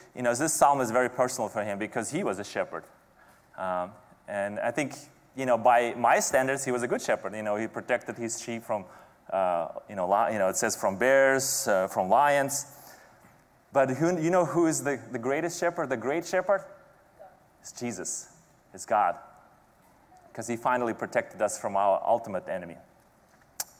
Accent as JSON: {"language": "English", "country": "Kazakhstan", "tie": "born or raised there", "moved": "yes", "said": "every summer growing up in Kazakhstan"}